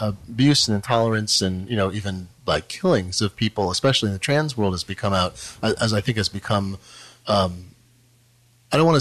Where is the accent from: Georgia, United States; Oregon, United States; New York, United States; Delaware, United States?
Oregon, United States; Eugene; I grew up in Eugene, Oregon